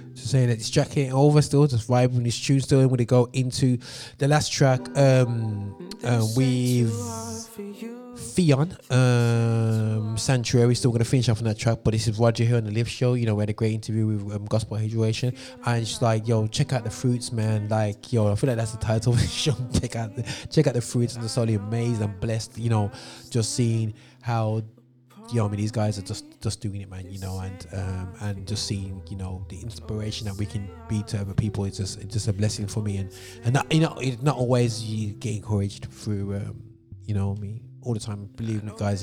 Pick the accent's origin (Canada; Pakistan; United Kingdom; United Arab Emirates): United Kingdom; Birmingham, West Midlands; here in my hometown, Birmingham